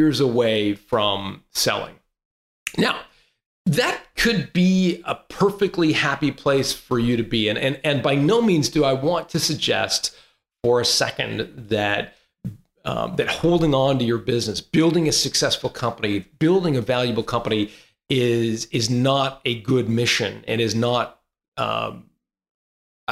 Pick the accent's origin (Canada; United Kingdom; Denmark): Canada; Toronto, Ontario; moved away as an adult; also born or lived in Santa Cruz, California; I grew up in Toronto, where it's cold 4 months of the year